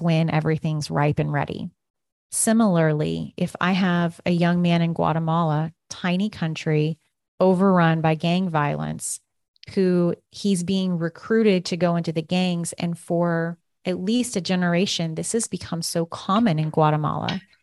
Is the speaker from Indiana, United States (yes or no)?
no; Kansas, United States; moved away; Growing up in Kansas, um, you know, every summer, everyone is very consumed with harvest.